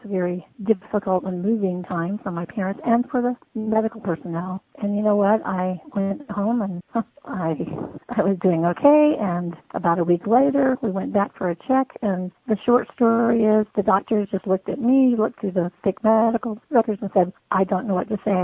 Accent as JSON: {"language": "English", "region": "Virginia", "country": "United States", "tie": "born or raised there", "also_born_or_lived": "Hawaii", "said": "I was born and raised mostly in Virginia, so Southern enough to call myself a Southerner"}